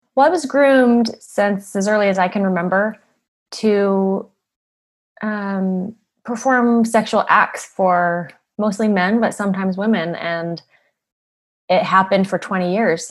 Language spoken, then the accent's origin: English; Utah, United States; I grew up in Utah in a beautiful neighborhood, very wealthy area.